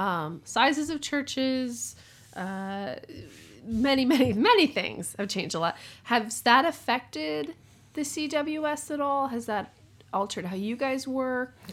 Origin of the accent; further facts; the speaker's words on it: the South, United States; I come from the South and have a difficult relationship with being from the South